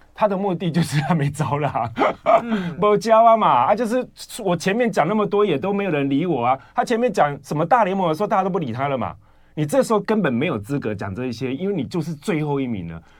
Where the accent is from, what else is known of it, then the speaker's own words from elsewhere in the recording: Yunlin County, Taiwan; now in Changhua, Taiwan; 我们老家在云岭啊